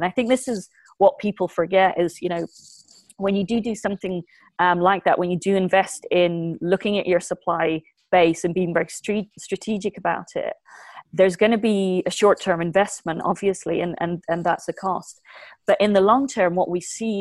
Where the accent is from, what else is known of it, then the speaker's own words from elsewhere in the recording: Ireland; we're on the edge of Europe. We're English speaking